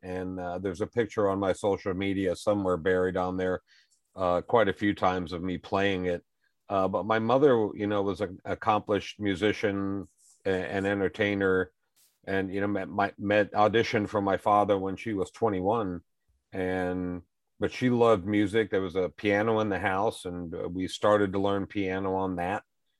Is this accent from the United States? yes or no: yes; New Orleans, Louisiana, United States; also born or lived in Las Vegas, United States; I mean, I grew up in New Orleans and Las Vegas, and just as early as I can remember, my dad was bringing us on stage